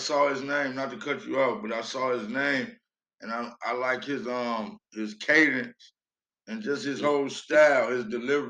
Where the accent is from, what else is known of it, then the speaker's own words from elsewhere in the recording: Chicago, Illinois, United States; I'm from Chicago.